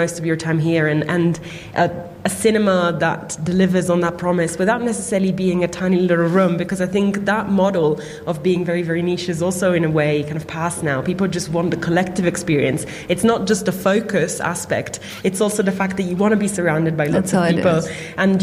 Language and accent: English; Turin, Piedmont, Italy; I grew up in Turin in Italy